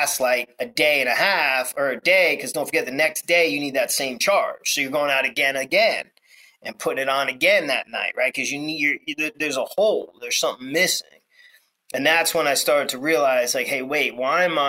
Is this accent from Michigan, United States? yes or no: no; New York, United States; I grew up in New York